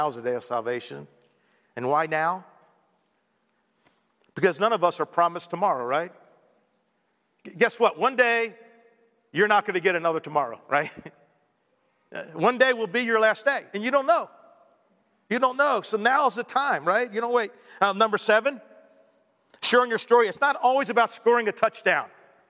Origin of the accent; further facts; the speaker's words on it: Baltimore, Maryland, United States; born there; Well, I was born in Baltimore in February 4th, 1960.